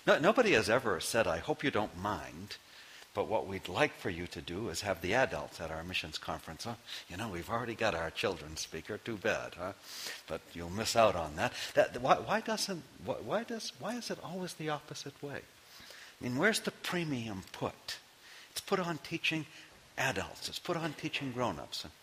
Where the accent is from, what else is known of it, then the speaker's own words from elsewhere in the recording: Maine, United States; Knowing I am from Maine